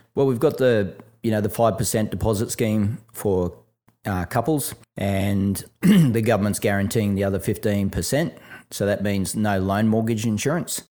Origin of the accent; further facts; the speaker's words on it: Brisbane, Queensland, Australia; when I was a kid growing up in Brisbane